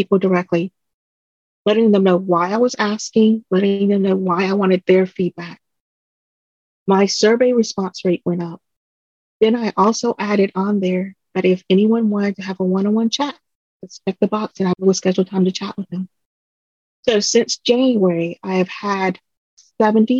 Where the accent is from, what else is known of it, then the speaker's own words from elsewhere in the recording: Concord, North Carolina, United States; English is a second language; also born or lived in Vietnam; I came to Concord, North Carolina, which is a small community right next door to Charlotte, North Carolina